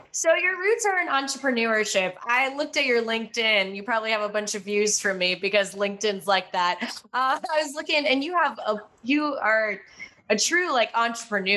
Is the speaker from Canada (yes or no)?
no; Russia; I am from Russia